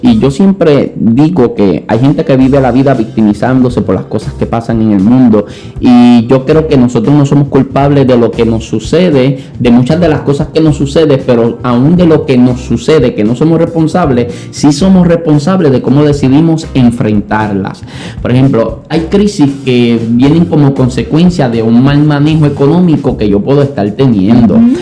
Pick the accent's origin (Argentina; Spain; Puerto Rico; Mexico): Puerto Rico; Santa Isabel; also born or lived in Añasco; ya mi mamá y nosotros no nos queríamos volver a mudar porque en Santa Isabel habíamos echado raíces, ya estábamos un poquito más grandecitos